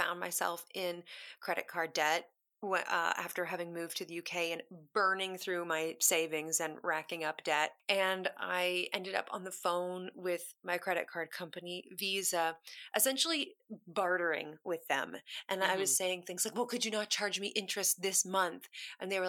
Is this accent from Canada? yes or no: yes; Kitchener, Ontario, Canada; moved away as an adult; also born or lived in Toronto; now in London, United Kingdom; I grew up in a place called Kitchener-Waterloo, which is outside of Toronto.